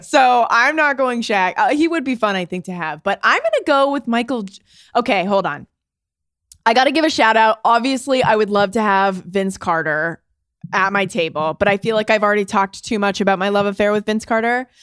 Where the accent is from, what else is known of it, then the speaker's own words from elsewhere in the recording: Canada; I'm from Canada